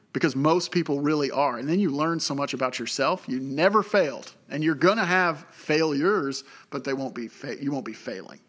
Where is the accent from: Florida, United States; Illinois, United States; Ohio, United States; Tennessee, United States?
Tennessee, United States; moved away as an adult; also born or lived in Oklahoma; I'm from Tennessee originally